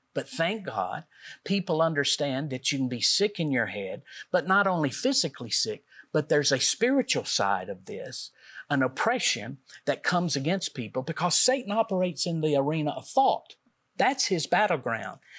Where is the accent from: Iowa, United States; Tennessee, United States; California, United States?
Tennessee, United States; Middle; we're from Middle Tennessee